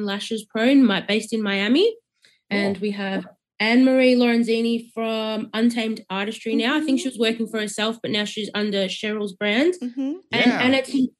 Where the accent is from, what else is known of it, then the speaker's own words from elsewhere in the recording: Melbourne, Victoria, Australia; I'm from Melbourne, so I'm not from Sydney.